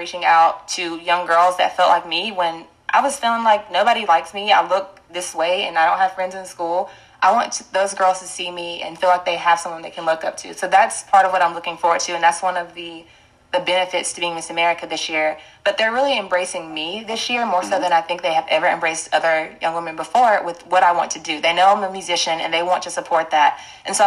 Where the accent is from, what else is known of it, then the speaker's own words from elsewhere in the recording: North Carolina, United States; moved away as an adult; now in New York, United States; growing up in North Carolina, where I was a minority a lot growing up in schools